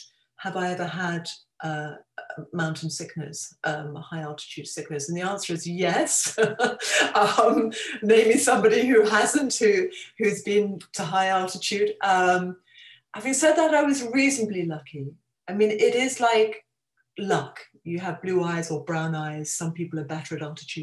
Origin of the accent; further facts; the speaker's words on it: Kent, South East England, United Kingdom; moved away; also born or lived in London; as a child, I grew up in Kent